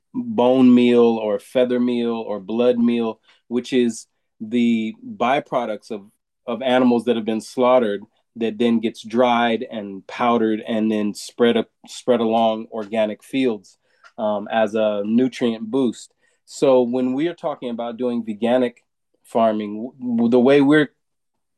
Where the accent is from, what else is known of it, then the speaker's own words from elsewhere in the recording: Southern California, United States; moved away; I'm from Southern California originally